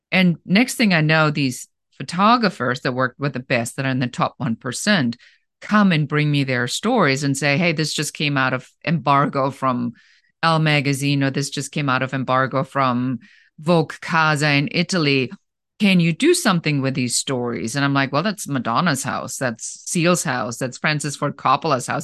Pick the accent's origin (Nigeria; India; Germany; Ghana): Germany; accent: German; English is a second language; moved away as an adult; now in Los Angeles, United States; originally, I'm from Germany, so you might still hear a little bit of an accent there